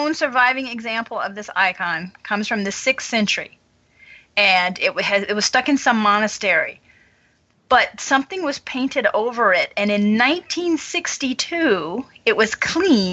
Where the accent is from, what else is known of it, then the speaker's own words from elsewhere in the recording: French part of Louisiana, United States; I grew up in a predominantly Roman Catholic area